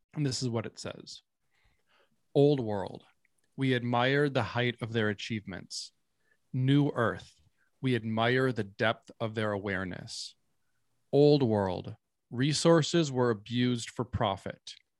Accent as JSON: {"language": "English", "region": "Minnesota", "country": "United States", "tie": "born or raised there", "said": "I come from a part of Minnesota where it is, um, I mean, all of, all of America is historically indigenous land, but my hometown specifically is in, um, the Dakota Territory. Um, and I grew up right next to a reservation"}